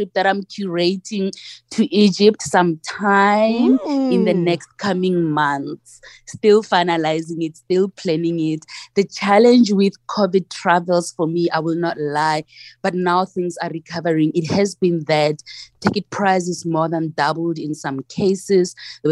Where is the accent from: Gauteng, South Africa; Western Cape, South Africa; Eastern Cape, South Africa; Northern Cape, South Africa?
Gauteng, South Africa; Pretoria; I'm from Pretoria.